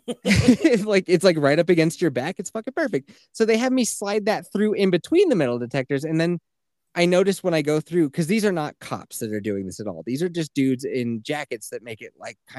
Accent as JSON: {"language": "English", "region": "Colorado", "country": "United States", "tie": "born or raised there", "said": "growing up in Colorado"}